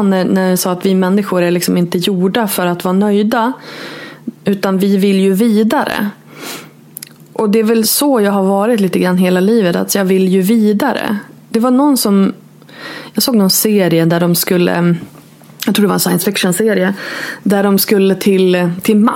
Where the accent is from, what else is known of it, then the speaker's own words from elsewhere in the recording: Norrland, Sweden; moved away as an adult; jag flyttade eh, från Norrland till Borås när jag var 22